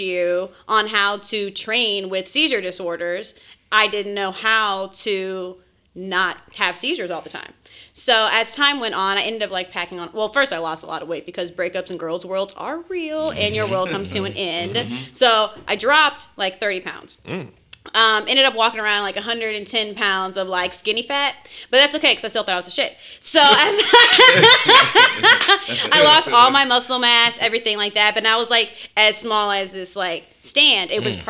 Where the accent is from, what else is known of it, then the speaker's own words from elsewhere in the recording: Houston, Texas, United States; also born or lived in Purdue (Indiana); I grew up here in Houston